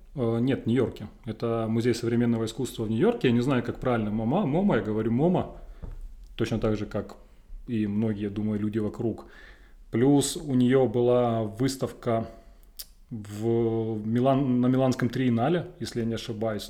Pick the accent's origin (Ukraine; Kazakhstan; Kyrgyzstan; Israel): Ukraine; Donbas; Я простой парень из Шахтерского края